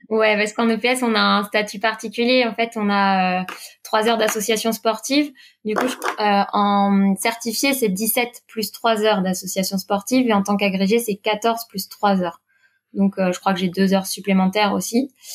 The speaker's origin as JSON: {"language": "French", "town": "Quimper", "region": "Brittany", "country": "France", "tie": "born or raised there", "moved": "as an adult", "lives_now": "Paris region, France", "said": "je suis originaire bah, du sud Finistère, à Quimper, à côté"}